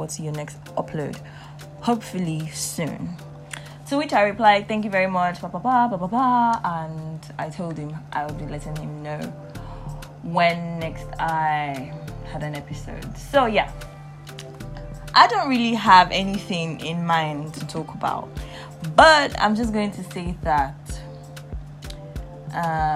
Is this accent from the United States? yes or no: no; Nigeria; I am Nigerian in my 20s, and I feel like that's like a name that encompasses all of my experiences as a young adult in Nigeria, growing up in Nigeria, and being Nigerian